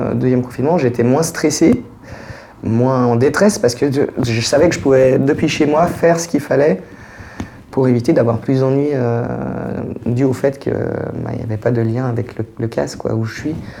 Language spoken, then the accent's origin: French; Geneva, Switzerland; je suis de Genève, je suis né à Genève, j'ai 40 ans